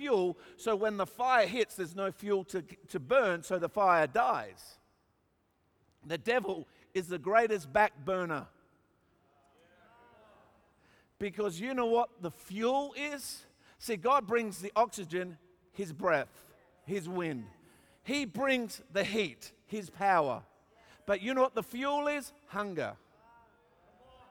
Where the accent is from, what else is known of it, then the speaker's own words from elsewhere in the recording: Australia; I'm an Australian